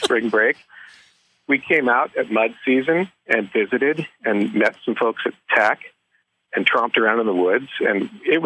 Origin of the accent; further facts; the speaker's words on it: Anchorage, Alaska, United States; moved away; also born or lived in Juneau, Alaska / Fairbanks, Alaska / Michigan; I was born and bred in Alaska, which is, you know, way over there and way up there. And I loved it as a kid in Anchorage.